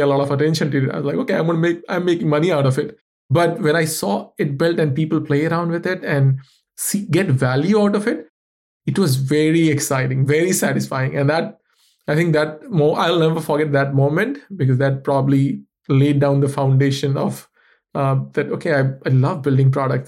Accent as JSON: {"language": "English", "country": "India", "moved": "yes", "said": "I come from India"}